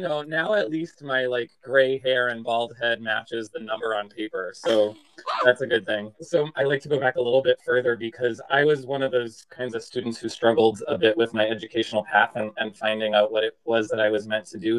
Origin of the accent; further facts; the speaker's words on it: Massachusetts, United States; moved away; I'm from Massachusetts originally